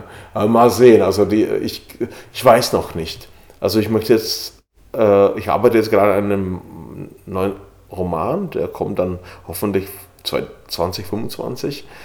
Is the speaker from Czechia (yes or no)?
yes; Bohemia, Czechia; German is a second language; im böhmischen Paradies spielt, in der Gegend, wo ich herkomme, Weihnachten im böhmischen Paradies.